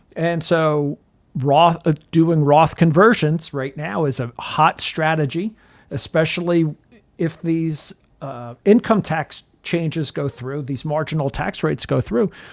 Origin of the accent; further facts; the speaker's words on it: New Jersey, United States; I'm from New Jersey